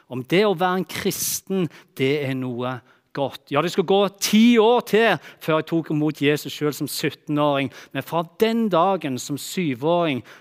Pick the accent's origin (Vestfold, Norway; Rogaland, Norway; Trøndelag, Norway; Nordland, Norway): Rogaland, Norway; Bryne; Tingen er den at eh, når jeg vokste opp på Bryne, der som jeg kommer fra, så har ikke jeg vokst opp i det som jeg kaller for en typisk kristen familie.